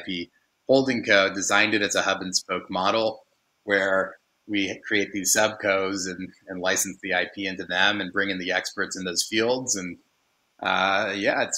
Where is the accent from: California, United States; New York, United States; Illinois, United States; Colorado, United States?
California, United States; Silicon Valley; I grew up in Silicon Valley